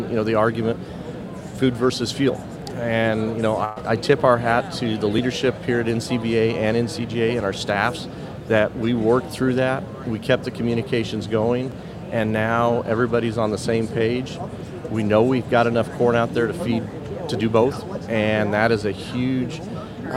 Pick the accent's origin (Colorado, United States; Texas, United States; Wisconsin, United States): Colorado, United States; I'm from Colorado